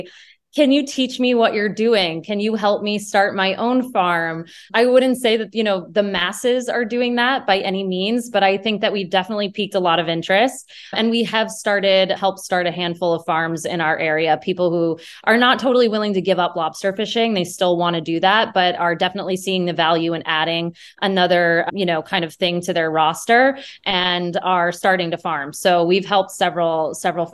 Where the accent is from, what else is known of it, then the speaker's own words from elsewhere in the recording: central Maine, United States; I grew up in Maine. I grew up in more central Maine